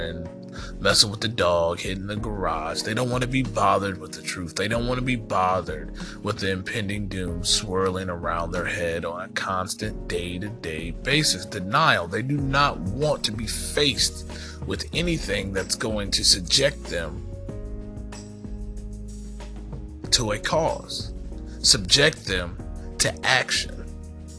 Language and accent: English; United States; as an American citizen